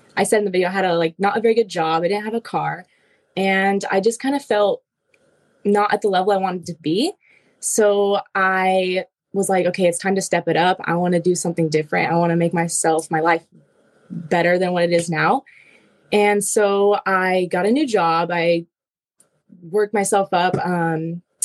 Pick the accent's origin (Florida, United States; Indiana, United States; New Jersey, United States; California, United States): California, United States; Anaheim; I grew up in Anaheim, California.